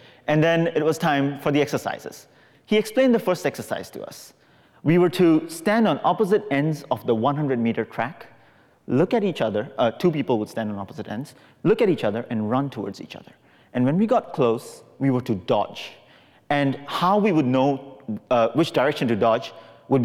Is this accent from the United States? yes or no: no; Singapore; When I was 15 years old, growing up in Singapore